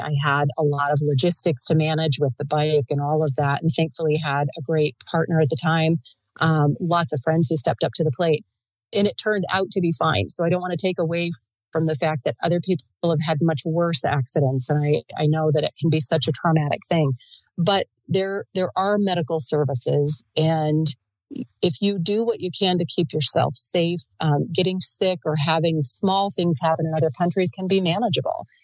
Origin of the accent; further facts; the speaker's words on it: United States; as an American